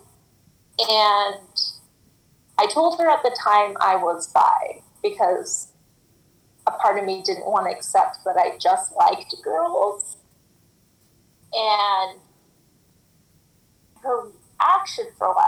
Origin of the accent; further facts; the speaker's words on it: Utah, United States; I grew up in Utah, and if you know anything about Utah, very, like, LDS Mormon